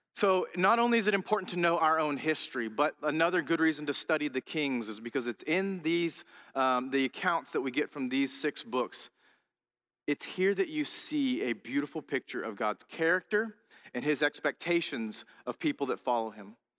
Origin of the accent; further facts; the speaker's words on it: United States; as an American